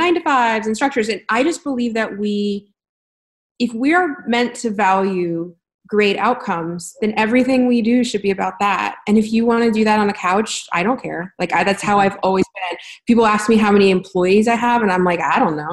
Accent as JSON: {"language": "English", "country": "United States", "tie": "born or raised there", "said": "I was born in America"}